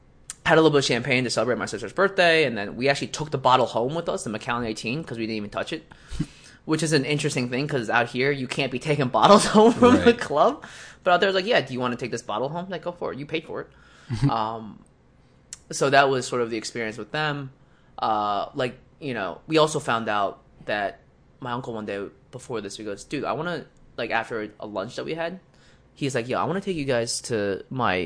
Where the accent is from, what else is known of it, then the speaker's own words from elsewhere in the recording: United States; I'm from America